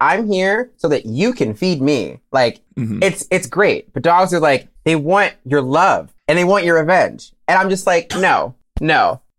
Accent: Virginia, United States; moved away as an adult; also born or lived in Maryland; now in North Carolina, United States; I'm originally from Virginia, and then I moved to Maryland for college, and now I'm in North Carolina doing my PhD

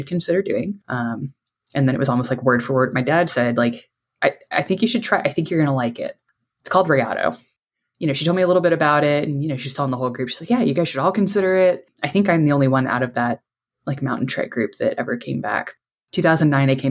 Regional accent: Houston, Texas, United States; I grew up in Houston, Texas

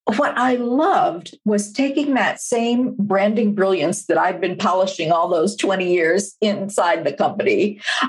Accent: Minneapolis, Minnesota, United States; I'm from Minneapolis.

